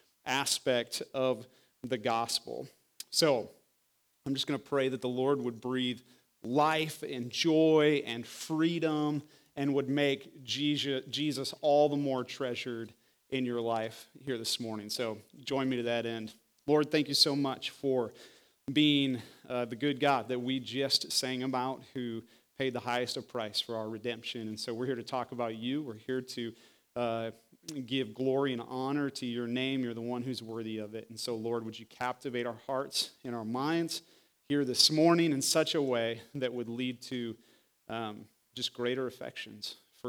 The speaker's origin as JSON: {"language": "English", "region": "Iowa", "country": "United States", "tie": "born or raised there", "moved": "as an adult", "said": "I was born and raised in Iowa"}